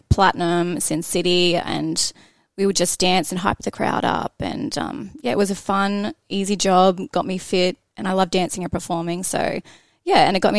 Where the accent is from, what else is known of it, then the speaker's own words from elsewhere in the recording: Biloela, central Queensland, Australia; moved away as an adult; also born or lived in Melbourne; I came from Billawilla, small town, about 6,000, I think, that live there. Pretty much nothing to do there.